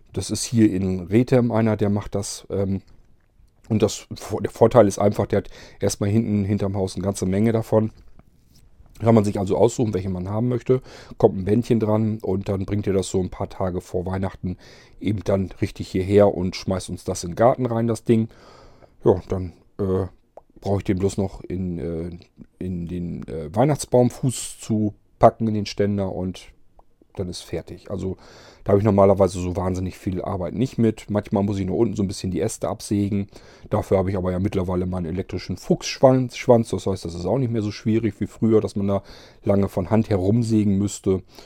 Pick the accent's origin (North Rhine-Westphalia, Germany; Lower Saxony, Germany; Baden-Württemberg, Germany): Lower Saxony, Germany; Barenburg; moved away; also born or lived in Varrel; aus Barenburg haben wollte, also in meinem Heimatdorf